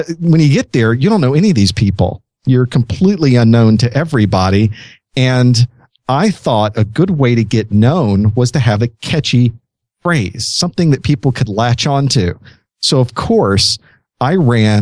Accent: Florida, United States; I grew up in Florida.

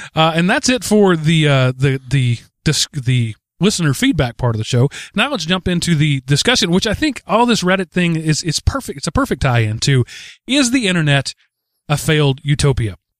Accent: Texas, United States; I come from Texas, where unions are illegal

